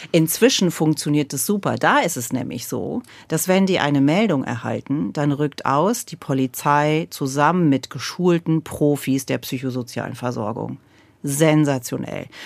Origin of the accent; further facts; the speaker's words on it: Lower Saxony, Germany; bei mir, da wo ich groß geworden bin in Niedersachsen.